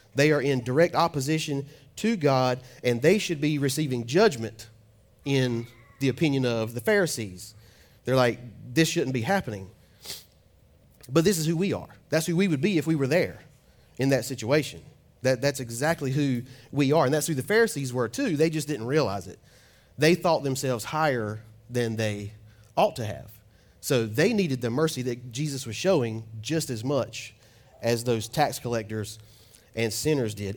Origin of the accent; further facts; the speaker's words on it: Fuquay-Varina, North Carolina, United States; I'm from Fuquay, but I was born and raised in Fuquay Arena.